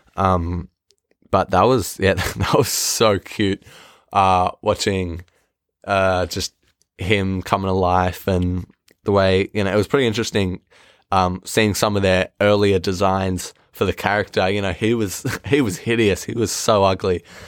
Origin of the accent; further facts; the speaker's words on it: Australia; I'm Australian